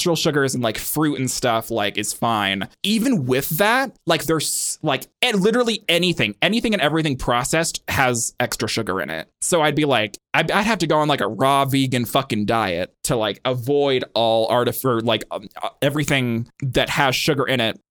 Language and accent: English; Montana, United States; also born or lived in Boston; I grew up in Montana and then I lived in Boston for a little while.